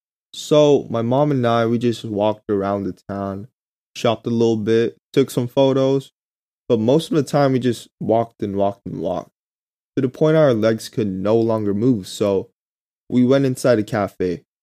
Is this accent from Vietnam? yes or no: yes; Vietnam; Growing up in Vietnam, I never really had a chance to learn and experience the authentic Korean culture other than from my parents.